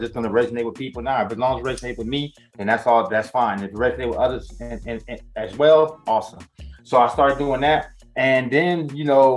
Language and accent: English; California, United States; moved away as an adult; also born or lived in New York; now in Las Vegas, United States; I was born in New York. I was raised in California, and I moved to Las Vegas about seven years ago.